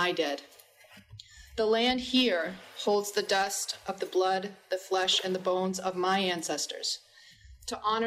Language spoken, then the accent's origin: English; Penobscot Nation, Maine, United States; I'm from the Penobscot Nation